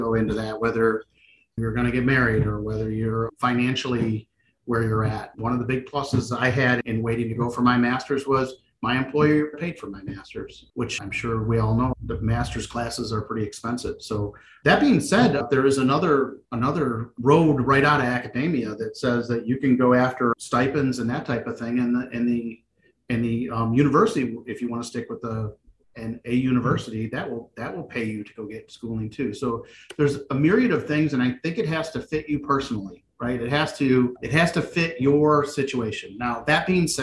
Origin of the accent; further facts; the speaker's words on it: Michigan, United States; I'm from Michigan, born and raised